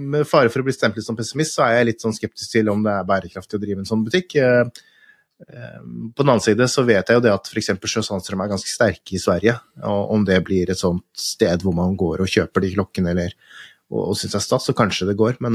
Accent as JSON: {"language": "Norwegian", "country": "Norway", "said": "det er tøft, det, å komme som nordmann ned i nede i Genève"}